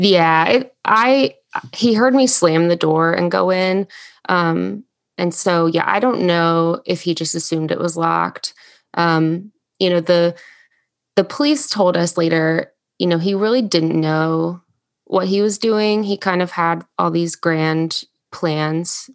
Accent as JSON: {"language": "English", "town": "Salem", "region": "Virginia", "country": "United States", "tie": "born or raised there", "moved": "as an adult", "lives_now": "Charleston, United States", "said": "I grew up, um, actually in Southwest Virginia, um, in a town called Salem. It's right outside of Roanoke"}